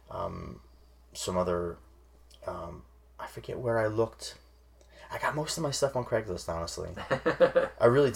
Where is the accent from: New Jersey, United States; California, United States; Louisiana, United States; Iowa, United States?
New Jersey, United States; I grew up in South Jersey. That's where I feel like I'm from